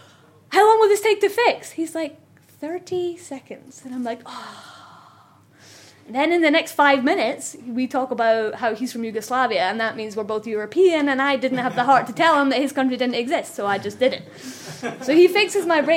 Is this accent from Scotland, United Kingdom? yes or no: yes; Scotland, United Kingdom; accent: Scottish; moved away as an adult; I'm Scottish